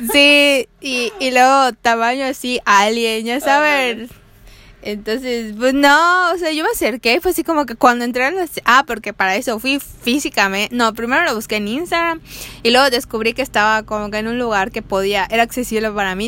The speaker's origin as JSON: {"language": "Spanish", "region": "Yucatán", "country": "Mexico", "said": "como mujer latina, mexicana, yucateca, aquí en nuestros rumbos"}